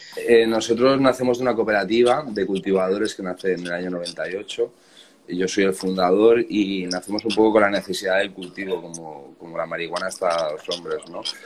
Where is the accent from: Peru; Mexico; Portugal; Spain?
Spain; Barcelona, Catalonia; nosotros somos de Barcelona